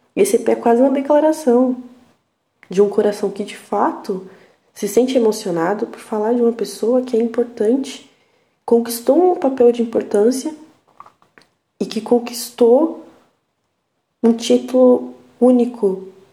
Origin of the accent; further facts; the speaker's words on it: São Paulo, Brazil; accent: paulista; a minha risada tem um sotaque paulista